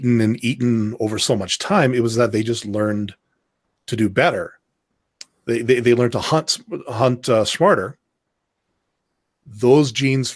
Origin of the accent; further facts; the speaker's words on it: Canada; I'm Canadian.